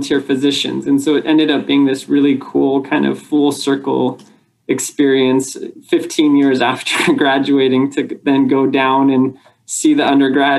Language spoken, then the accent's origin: English; Arcadia, California, United States; also born or lived in San Diego; I grew up in Arcadia. It's a kind of suburb of Los Angeles